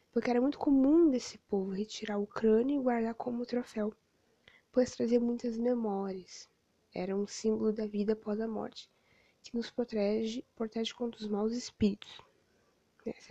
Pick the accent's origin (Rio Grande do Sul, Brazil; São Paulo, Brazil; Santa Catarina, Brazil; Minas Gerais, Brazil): Rio Grande do Sul, Brazil; Rio Grande; graduando em História pela FURG e formando em Educação Física pela Anguera. Sou natural de Rio Grande